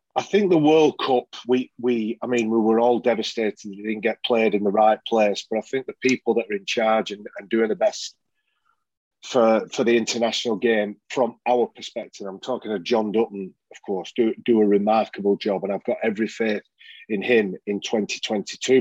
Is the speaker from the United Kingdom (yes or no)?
yes; Oldham, North West England, United Kingdom; also born or lived in Leeds; I'm born and bred in Oldham